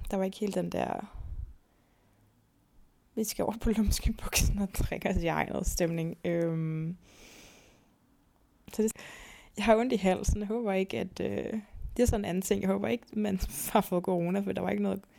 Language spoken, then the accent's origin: Danish; Zealand, Denmark